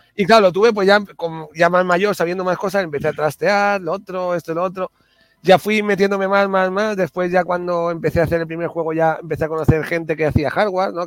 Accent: Alicante, Valencian Community, Spain; moved away; cuando voy a Alicante, a mi pueblo, a Bonobar

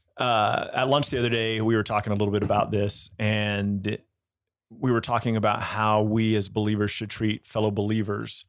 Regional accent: United States; growing up in the American church

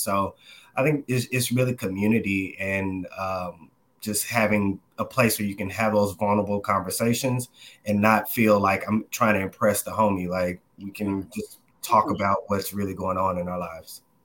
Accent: Dallas, Texas, United States; moved away as an adult; now in New York City, United States; I'm originally from the Dallas, Texas area. Uh, grew up there majority of my life

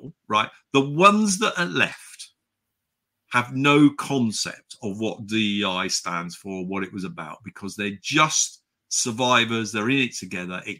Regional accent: Chipping Campden, South West England, United Kingdom; I grew up in the Cotswolds

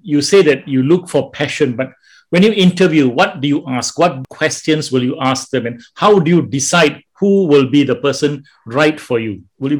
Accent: Johor, Malaysia; I'm from Johor. I did all my training in Sultan Aminah

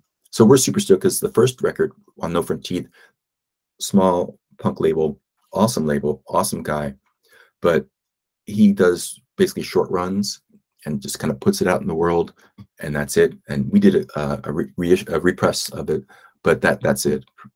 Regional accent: Philadelphia, Pennsylvania, United States; moved away as an adult; my hometown of Philly

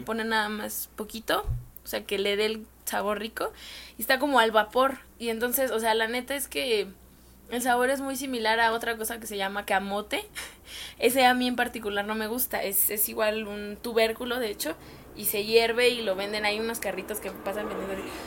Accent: Mexico; Los mexicanos

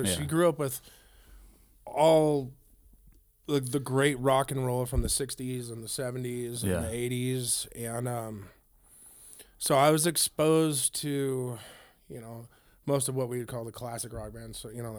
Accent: Grass Valley, California, United States; also born or lived in Auburn; Okay. Well, I was born in Auburn, California. I grew up as a child in Grass Valley in Nevada City. All my immediate family still lives down there.

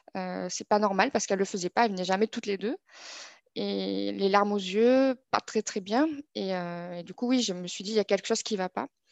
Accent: Toulouse, Occitania, France; moved away as an adult; now in Montpellier, France; je suis née à Toulouse et je vis aujourd'hui à, Montpellier pour mon, travail

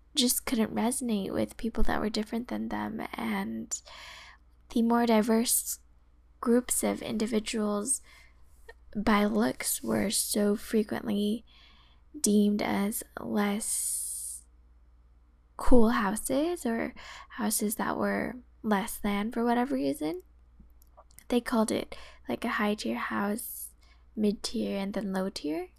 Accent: the Bay Area, California, United States; growing up in the Bay Area, a predominantly Asian area

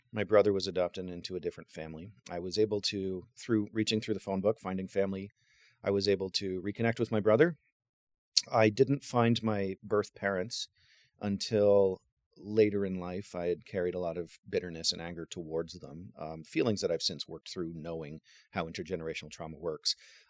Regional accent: Waterloo, Ontario, Canada; also born or lived in Cambridge, Ontario; now in St. Marys, Canada; I was raised in Waterloo. Both my adoptive parents are anthropology professors. They've both since retired, but we were raised in Waterloo near the universities.

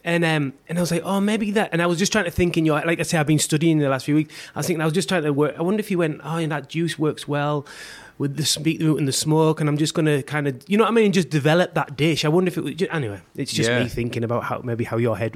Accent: England, United Kingdom; also born or lived in Sydney; now in Australia; I come from England and, you know, all this, and I moved to Sydney

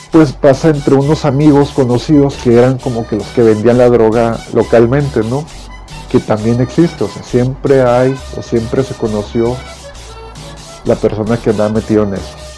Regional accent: Monterrey, Nuevo León, Mexico; la Colonia Independencia, de donde yo soy originario, de los 8 años, 9 me crié ahí hasta los 26

